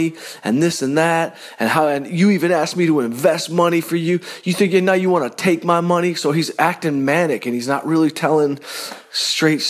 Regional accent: Detroit, Michigan, United States; I'm from Detroit

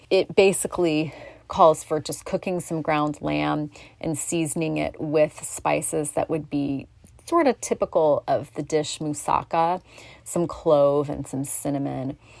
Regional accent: North Bend, Oregon, United States; Gino's Pizza Inn in my hometown of North Bend

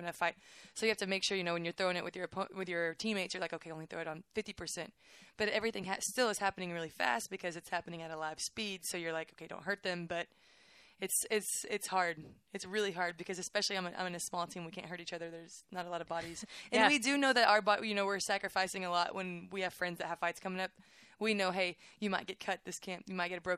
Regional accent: Waco, Texas, United States; I'm from Waco, so Baylor's like, I just wanted to go here

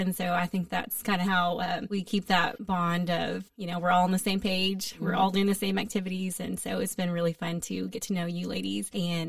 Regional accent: Waco, Texas, United States; also born or lived in Austin; I am born and raised in Waco. Went to Waco High, graduated in 2000, moved off to Austin to go to UT, and lived in Austin for about 8 years before I finally moved back to Waco.

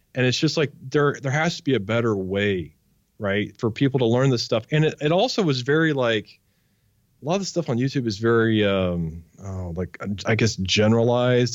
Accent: Wichita, Kansas, United States; I grew up in Wichita, Kansas

